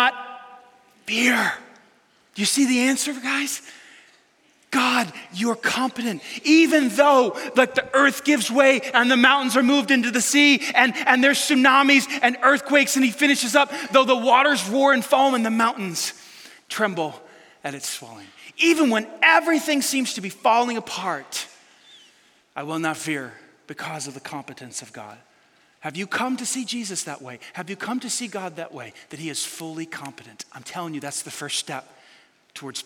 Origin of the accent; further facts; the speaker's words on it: New York City, New York, United States; I grew up in New York City